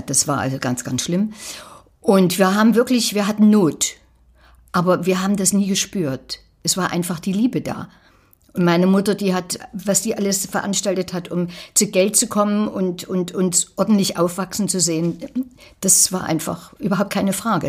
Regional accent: Falkenstein, Saxony, Germany; moved away; also born or lived in Berlin; Aus Falkenstein. Das ist so zwischen Plauen und Zwickau da in der Drehe.

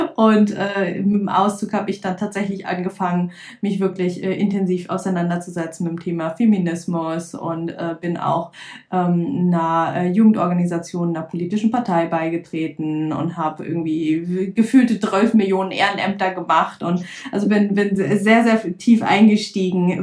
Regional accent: Lüneburg Heath, Lower Saxony, Germany; ich komme aus der Lüneburger Heide

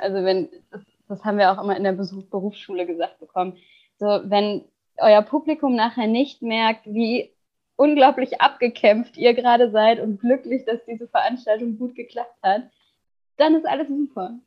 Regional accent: Ruhr area, North Rhine-Westphalia, Germany; now in Cologne, Germany; aufgewachsen bin ich im Ruhrgebiet.

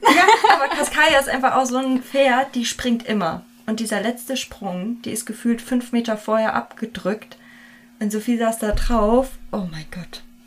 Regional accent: Hesse, Germany; wir kommen beide aus Hessen

